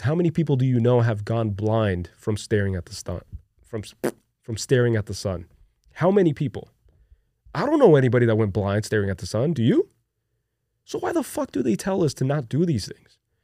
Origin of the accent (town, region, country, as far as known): Brazil; born or raised there; moved away